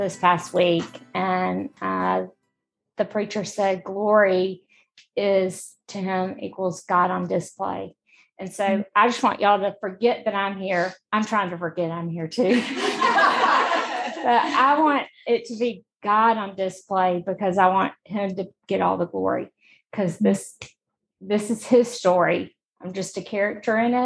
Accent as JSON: {"language": "English", "town": "Montgomery", "region": "Alabama", "country": "United States", "tie": "born or raised there", "said": "I'm from Montgomery. I've lived here my whole life."}